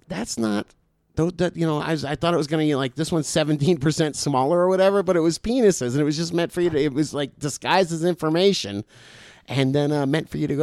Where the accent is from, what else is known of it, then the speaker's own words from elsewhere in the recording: South Florida, United States; moved away; I was from South Florida